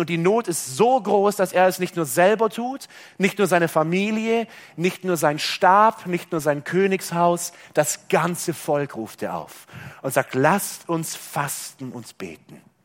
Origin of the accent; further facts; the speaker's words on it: Germany; bei uns in Deutschland